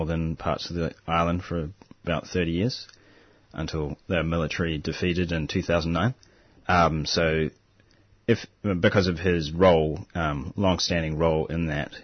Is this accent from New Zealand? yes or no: yes; New Zealand; now in Australia; I'm originally from New Zealand